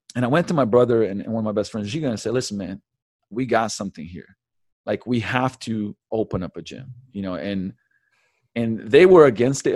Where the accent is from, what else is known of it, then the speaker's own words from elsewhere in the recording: Slovenia; moved away; also born or lived in London; I was born in Yugoslavia in eighty-one, so, man, that's, you know, socialism, communism days, uh, moved to, eh, eh, moved to London when I was seven, we came back to, you know, Slovenia